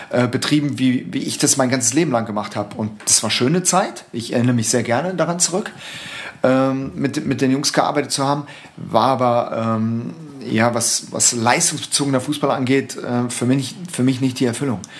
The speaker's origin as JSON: {"language": "German", "town": "Saarbrücken", "region": "Saarland", "country": "Germany", "tie": "born or raised there", "moved": "as an adult", "said": "zum ersten FC Saarbrücken gewechselt äh, in meiner alten Heimatstadt"}